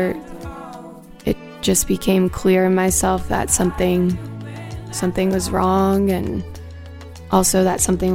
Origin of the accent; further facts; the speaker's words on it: Seattle, Washington, United States; I'm from Seattle